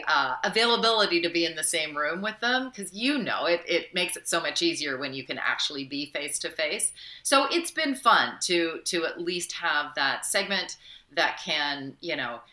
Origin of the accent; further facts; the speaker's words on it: London, Ontario, Canada; born and raised in London, Ontario.